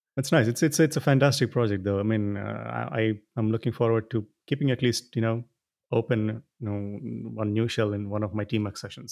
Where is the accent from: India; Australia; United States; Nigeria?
India; I'm, I'm from India